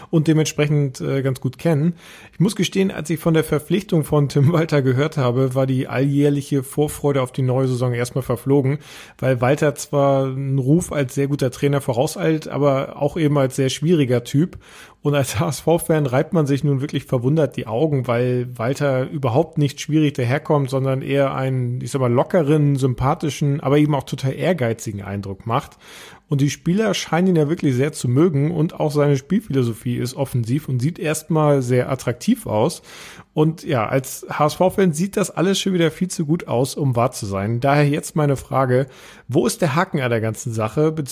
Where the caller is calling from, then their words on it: Hamburg, Germany; Ich komme aus Barmbek Nord